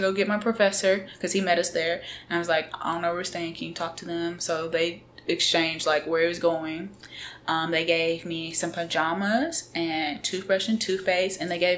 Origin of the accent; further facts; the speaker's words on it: Alabama, United States; And when I would tell people I'm from Alabama, they would say Roll Tide.